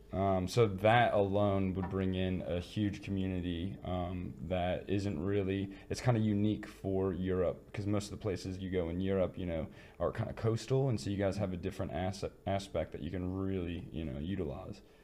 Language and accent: English; Midwest, United States; moved away; I come from the Midwest, and we're known for being like welcoming and inviting and kind